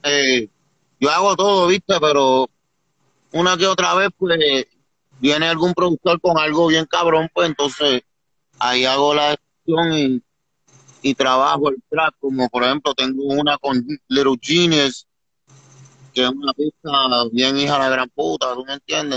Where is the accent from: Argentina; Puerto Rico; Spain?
Puerto Rico; moved away; also born or lived in New Jersey; yo vengo de la isla